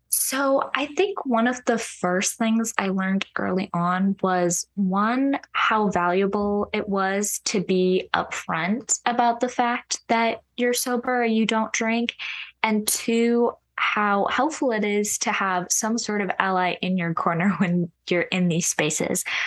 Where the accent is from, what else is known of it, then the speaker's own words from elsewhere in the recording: Orange County, California, United States; moved away as an adult; now in Nashville, United States; the part of Orange County that I'm from is very, like, family-oriented